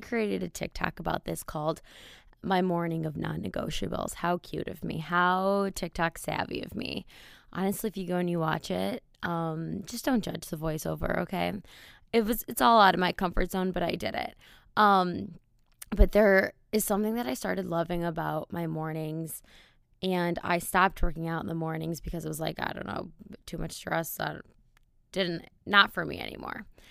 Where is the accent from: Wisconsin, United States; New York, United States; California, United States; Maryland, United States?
Wisconsin, United States; moved away; the bars in my hometown are out of a movie